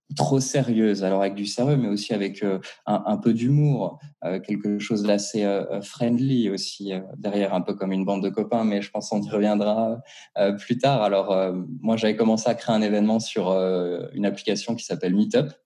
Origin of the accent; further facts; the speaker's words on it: Strasbourg, Grand Est, France; moved away as an adult; now in Geneva, Switzerland; je viens de Strasbourg, du coup, donc en Alsace. J'ai débarqué à Genève il y a à peu près euh, un peu plus de deux ans maintenant